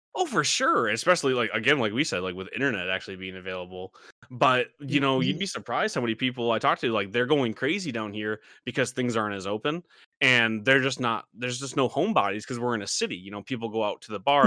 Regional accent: Michigan, United States; moved away; We grew up in the middle of nowhere, Michigan.

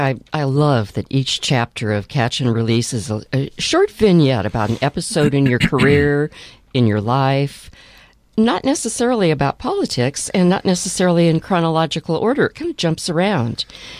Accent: Portland, Oregon, United States; I was born and raised in Portland.

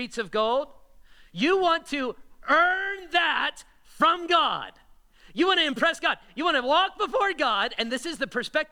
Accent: Las Vegas, Nevada, United States; also born or lived in Florida; I was born and raised in Vegas, but I moved to Florida for college, came back here

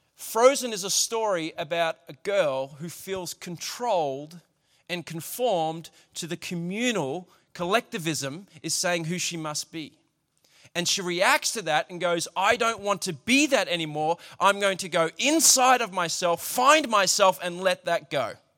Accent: Australia; As an Australian culture, we don't like being told what to do.

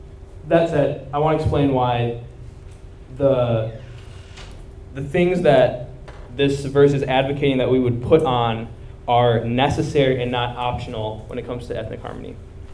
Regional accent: India; I'm Indian too

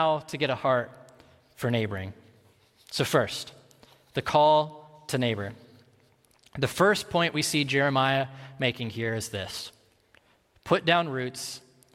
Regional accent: Ames, Iowa, United States; I grew up in Ames, Iowa, so a college town like Madison, but just like a lot smaller

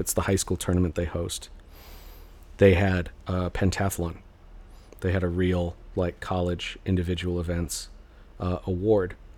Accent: Mesa, Arizona, United States; moved away; also born or lived in Phoenix, Arizona; So I was born in Phoenix. I was raised in Mesa

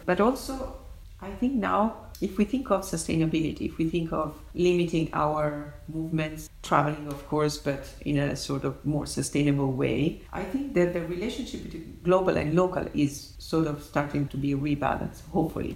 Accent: Naples, Campania, Italy; moved away; I was born in Naples and I grew up there and I studied architecture there

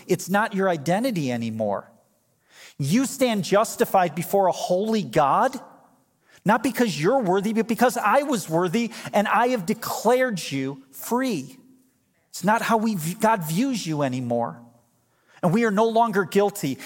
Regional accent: United States; As American believers

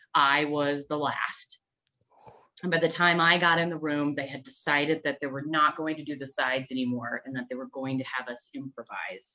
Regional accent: Downers Grove, Illinois, United States; I grew up in Downers Grove

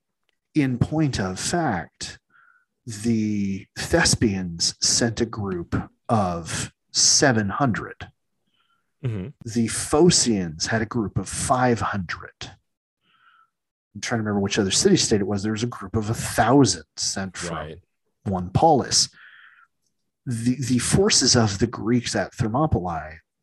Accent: United States; I'm still an American

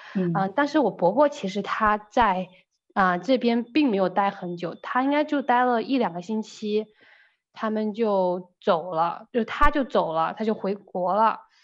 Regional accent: China; moved away; 在中国的时候，我其实是很开心地跟我妈妈生活在一起

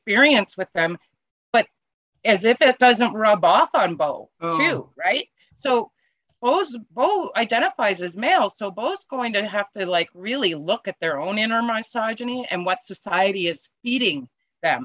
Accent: Canada; being Canadian

